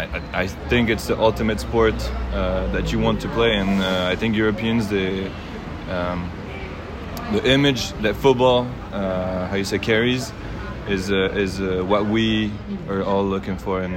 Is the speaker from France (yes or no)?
yes; France; born or raised there; moved away as an adult